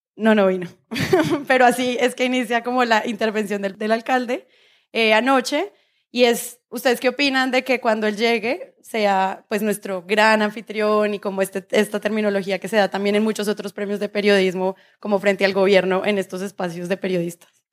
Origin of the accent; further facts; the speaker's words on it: Bogotá, Bogotá Capital District, Colombia; porque somos unos rolos en Medellín